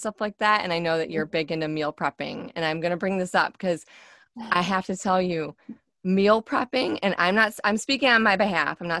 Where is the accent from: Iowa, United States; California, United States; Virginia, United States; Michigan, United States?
Michigan, United States; moved away; I'm from Michigan. So originally, so we say pop